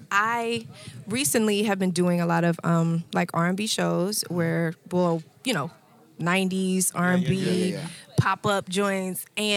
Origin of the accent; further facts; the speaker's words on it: Houston, Texas, United States; because I'm from Houston